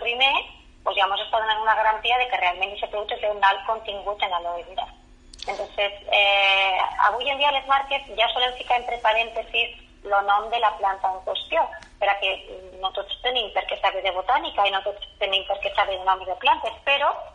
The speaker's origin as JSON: {"language": "Catalan", "town": "La Fresneda", "region": "Aragon", "country": "Spain", "said": "jo sóc filla de la Fresneda"}